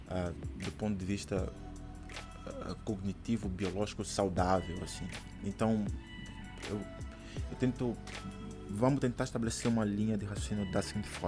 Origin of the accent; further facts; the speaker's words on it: Brazil; a minha família, quando eu era pequeno no Brasil, eh, o meu pai foi, foi, foi, ele foi a primeira pessoa que ficou, que se converteu